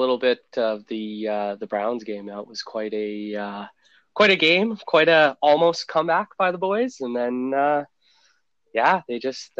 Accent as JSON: {"language": "English", "town": "Fort McMurray", "region": "Alberta", "country": "Canada", "tie": "born or raised there", "moved": "as an adult", "lives_now": "Edmonton, Canada", "said": "I'm a lifelong Oilers fan. I was born in Edmonton, raised in Fort McMurray, and then I came back down to Edmonton to pursue a career working in pro hockey."}